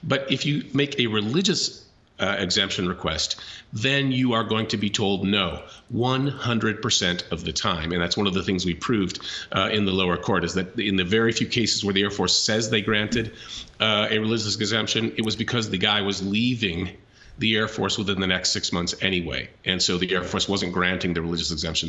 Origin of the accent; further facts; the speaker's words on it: Kansas, United States; my home state